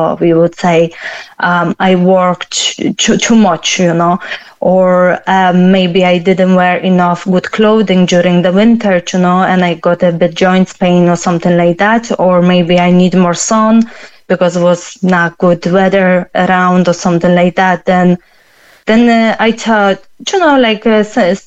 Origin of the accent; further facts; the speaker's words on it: Poland; now in Cork, Ireland; I'm originally from Poland myself